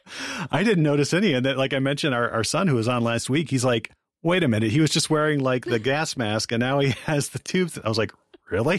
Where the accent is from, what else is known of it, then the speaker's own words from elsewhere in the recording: Ann Arbor, Michigan, United States; I grew up in Ann Arbor